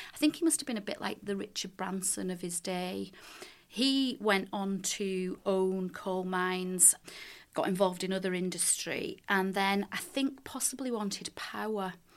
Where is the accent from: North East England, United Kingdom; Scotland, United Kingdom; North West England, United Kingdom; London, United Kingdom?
North West England, United Kingdom; Leigh; moved away; I'm originally from Lee in Lancashire, And I grew up there in the nineteen seventies, eighties, a bit of the nineties